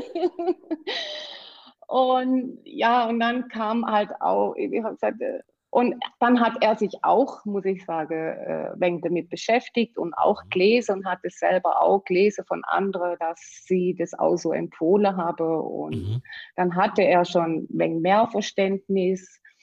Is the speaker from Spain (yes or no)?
no; Black Forest, Baden-Württemberg, Germany; komme aus dem schönen Schwarzwald. Und ich hoffe, äh, man versteht auch wegen meinem Dialekt